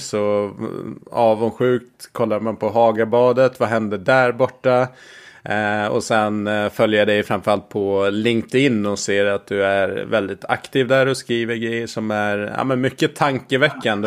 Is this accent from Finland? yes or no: no; Gotland, Sweden; jag är uppväxt på, på Gotland